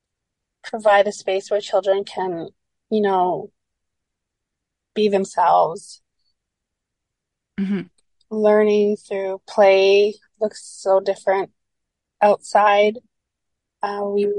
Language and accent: English; Gitwangak, British Columbia, Canada; moved away as an adult; now in Terrace, Canada; I am from the Gitxsan Nation in Gitwongak, BC